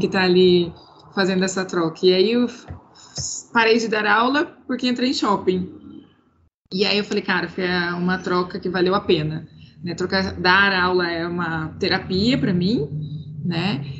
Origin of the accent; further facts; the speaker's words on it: Cuiabá, Mato Grosso, Brazil; eu sou cuiabana, eu moro em Cuiabá